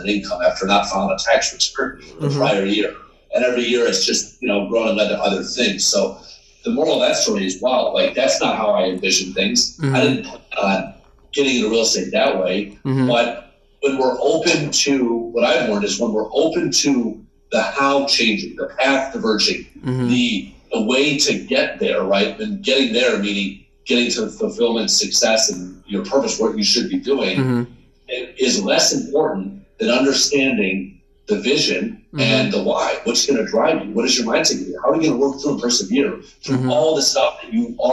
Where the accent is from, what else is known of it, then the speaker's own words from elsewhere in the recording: Syracuse, New York, United States; now in New York City, United States; I grew up in Syracuse